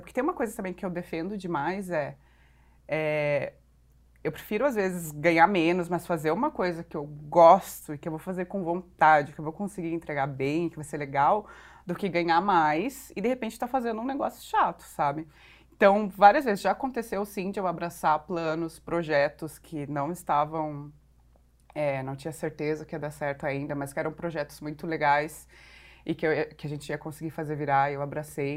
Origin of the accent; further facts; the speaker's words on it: Porto Alegre, Rio Grande do Sul, Brazil; moved away as an adult; also born or lived in Curitiba; now in São Paulo, Brazil; eu sou, na verdade, uma curitibana, que cresci em Porto Alegre, agora moro aqui em São Paulo